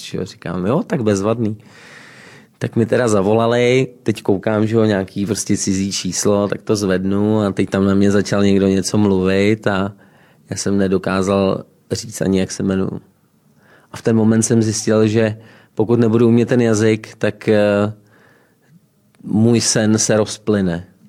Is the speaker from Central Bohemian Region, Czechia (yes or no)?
yes; Rožmitál pod Třemšínem, Central Bohemian Region, Czechia; Rožmitál pod Třemšínem, 70 km jižně od Prahy, okres Příbram